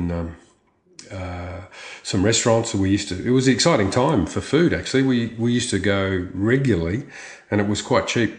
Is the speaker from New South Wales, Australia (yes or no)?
no; Brisbane, Queensland, Australia; also born or lived in Roseworthy / Geelong; now in Victoria, Australia; I'm from Brisbane